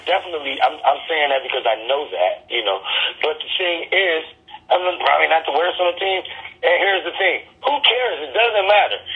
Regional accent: Detroit, Michigan, United States; also born or lived in Atlanta / Los Angeles / Chicago; I'm born and raised in Detroit.

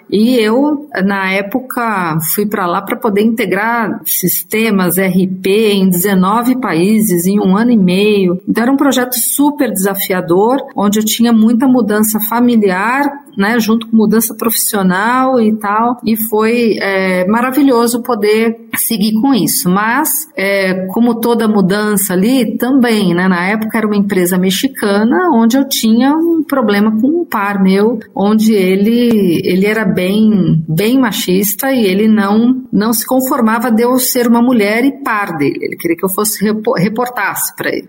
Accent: Mogi das Cruzes, São Paulo, Brazil; eu sou do interior de São Paulo, de Mogi das Cruzes

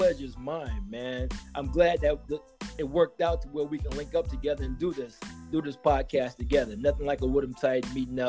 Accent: Pensacola, Florida, United States; I graduated high school in my hometown of Pensacola, where I attended Woodham High School, home of the Mighty Titans.

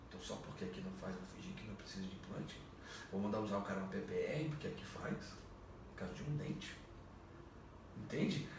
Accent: Brazil; nós brasileiros

